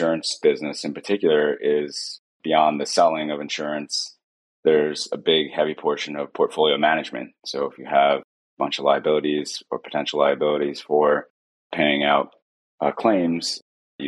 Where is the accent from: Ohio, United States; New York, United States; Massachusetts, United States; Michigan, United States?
Ohio, United States; Huntsburg; also born or lived in Cleveland, Ohio; I grew up outside of Cleveland, Ohio, in a small town. It's actually in rural Ohio, in a town called Huntsburg.